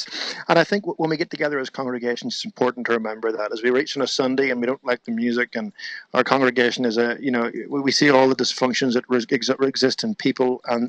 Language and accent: English; Ireland; Well, I grew up in Ireland. I grew up in a Christian home, musical parents as well.